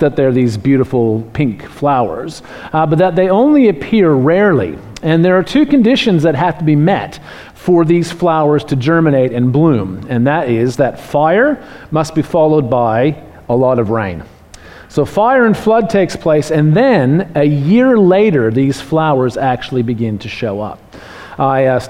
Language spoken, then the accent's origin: English; Canada; now in Australia; I'm from Canada